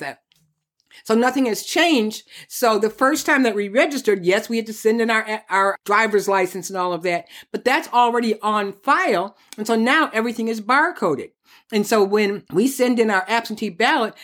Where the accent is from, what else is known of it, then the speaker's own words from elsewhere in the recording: Detroit, Michigan, United States; we come from Detroit, Michigan